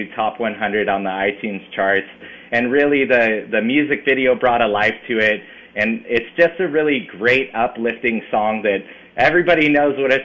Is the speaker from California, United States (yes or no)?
yes; Bay Area, California, United States; born or raised there